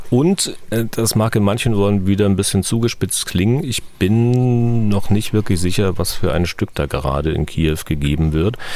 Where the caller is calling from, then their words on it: Berlin, Germany; Ich komme aus Berlin.